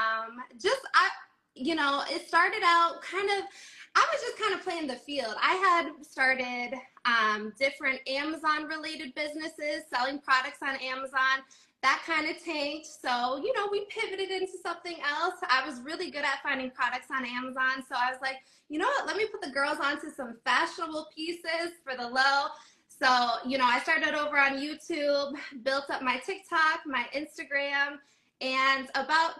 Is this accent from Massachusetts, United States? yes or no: no; Minnesota, United States; originally, I'm from Minnesota